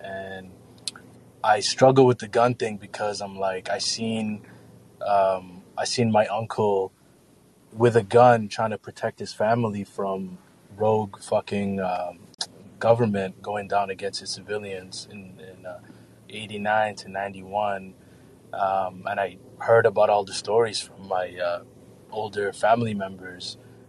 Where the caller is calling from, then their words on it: Mogadishu, Banaadir, Somalia; I'm calling actually live from Mogadishu, Somalia.